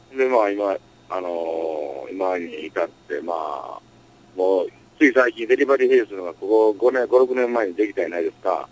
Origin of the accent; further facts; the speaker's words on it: Osaka, Japan; 僕はの出身大阪やから